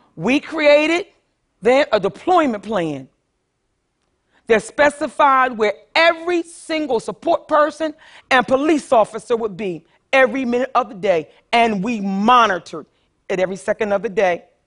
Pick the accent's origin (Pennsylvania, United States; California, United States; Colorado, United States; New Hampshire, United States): Pennsylvania, United States; Philadelphia; I grew up poor in North Philadelphia